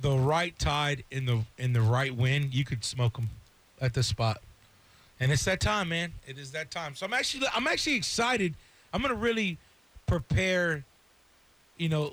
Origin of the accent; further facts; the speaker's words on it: Courtney Campbell Causeway, Florida, United States; I grew up fishing on the Courtney Campbell Causeway.